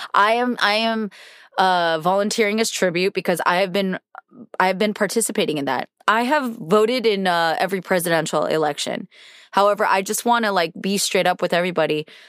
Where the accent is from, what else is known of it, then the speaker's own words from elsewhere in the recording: United States; I've been born and raised in America and I have felt a level of patriotism my whole life